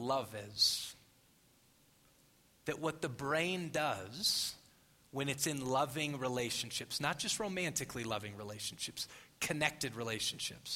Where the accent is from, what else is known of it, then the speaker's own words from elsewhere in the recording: Phoenix, Arizona, United States; I'm from Phoenix.